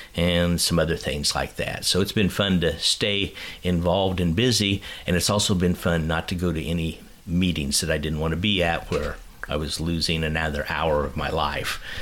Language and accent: English; Kansas City, United States; I grew up in Kansas City